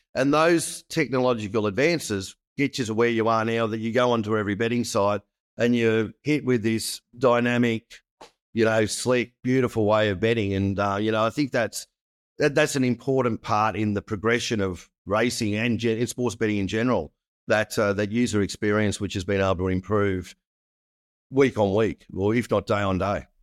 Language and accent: English; Australia; as an Australian